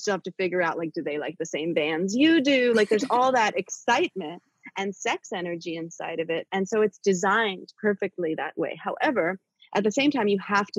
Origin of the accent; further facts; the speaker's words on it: New York City, New York, United States; I'm a city girl, like I'm from born and raised in New York City